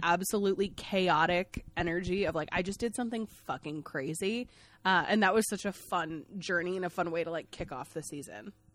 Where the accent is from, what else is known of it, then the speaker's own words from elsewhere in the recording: Maine, United States; I'm from Maine